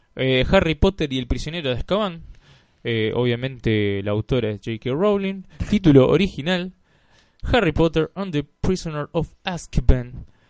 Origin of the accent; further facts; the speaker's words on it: Rosario, Santa Fe, Argentina; como rosarino